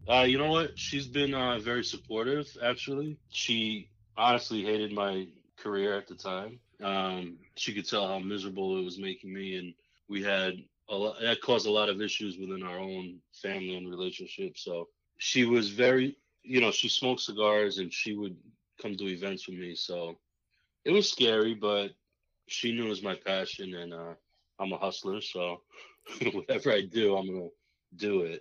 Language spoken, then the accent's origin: English; United States; also born or lived in Massachusetts; I grew up in New York and Massachusetts area.